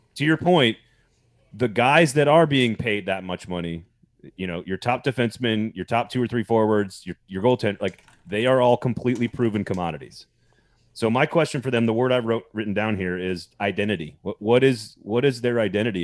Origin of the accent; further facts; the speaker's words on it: Madison, Wisconsin, United States; I'm from Madison